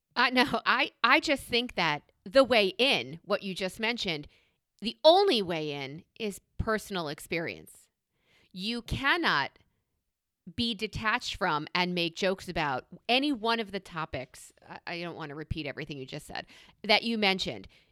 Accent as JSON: {"language": "English", "region": "New York", "country": "United States", "said": "as a New Yorker"}